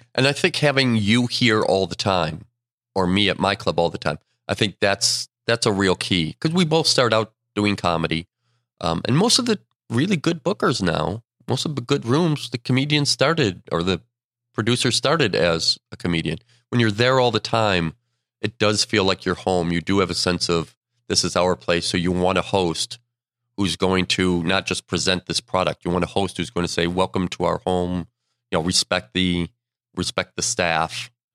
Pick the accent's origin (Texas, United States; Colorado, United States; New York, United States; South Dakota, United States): New York, United States; Buffalo; born or raised there; moved away